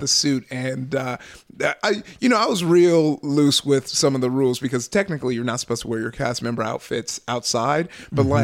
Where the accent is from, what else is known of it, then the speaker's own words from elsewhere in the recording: Southern California, United States; I grew up out here in Southern California